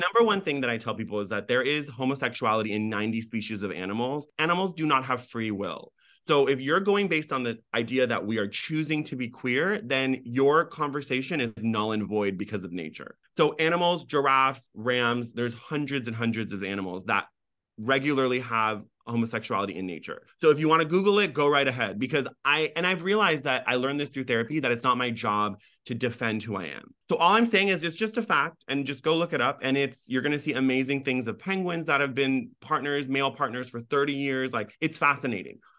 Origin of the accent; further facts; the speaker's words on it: United States; accent: no accent; first language Farsi; being an American with no accent, grow up in this country